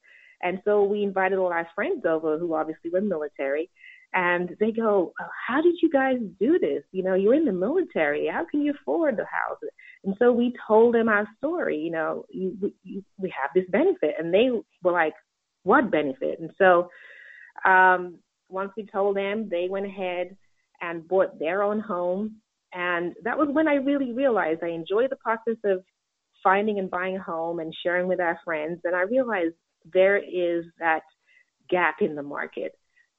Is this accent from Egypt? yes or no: no; England, United Kingdom; also born or lived in Jamaica; Well, I was born in Jamaica, raised in England, and I have an undergraduate degree in communications.